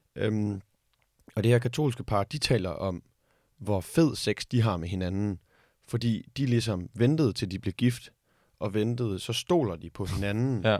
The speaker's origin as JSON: {"language": "Danish", "country": "Denmark", "said": "vi som danskere"}